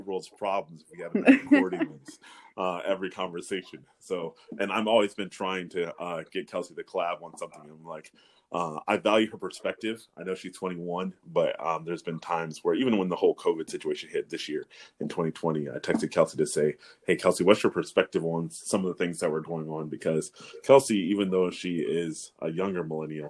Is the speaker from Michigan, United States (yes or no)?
no; North Carolina, United States; I grew up in North Carolina.